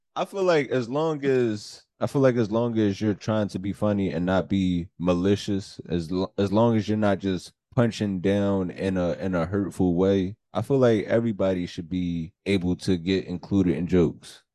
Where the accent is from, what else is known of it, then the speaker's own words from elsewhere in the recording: Philadelphia, Pennsylvania, United States; moved away as an adult; also born or lived in New York; now in North Jersey, United States; my life growing up in Philly